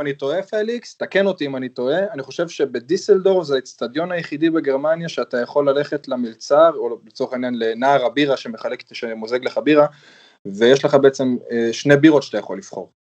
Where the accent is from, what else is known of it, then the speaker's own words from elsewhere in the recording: Israel; also born or lived in Germany (born); now in Germany; אני בתור ישראלי שהגיע אז לגרמניה